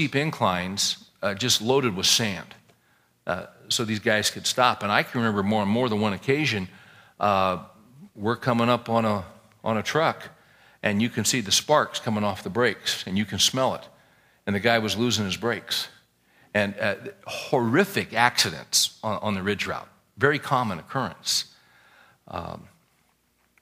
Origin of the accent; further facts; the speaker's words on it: Bakersfield, California, United States; where I was raised in California from Bakersfield